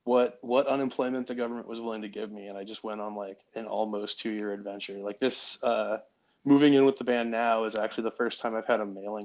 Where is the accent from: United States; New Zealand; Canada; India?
United States; Oregon; moved away as an adult; also born or lived in Vermont; I'm from Oregon. I grew up there.